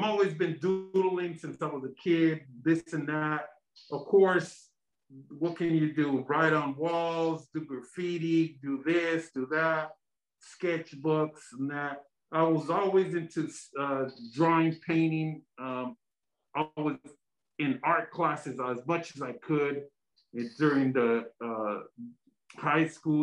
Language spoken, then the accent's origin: English; San Diego, California, United States; I'm fully Mexican. I was born in the United States, San Diego